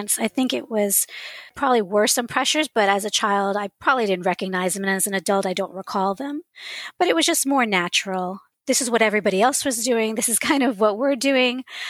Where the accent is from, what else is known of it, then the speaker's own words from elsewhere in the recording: New York, United States; first language English; moved away as an adult; also born or lived in Georgia; now in North Carolina, United States; Actually, I was born in New York. My parents are Peruvian, which of course makes me Peruvian. But when I was growing up in New York